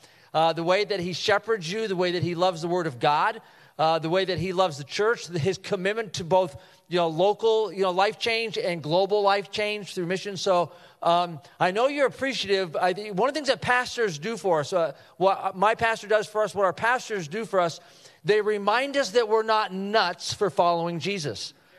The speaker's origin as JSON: {"language": "English", "town": "Chicago", "region": "Illinois", "country": "United States", "said": "we're from the Chicagoland area"}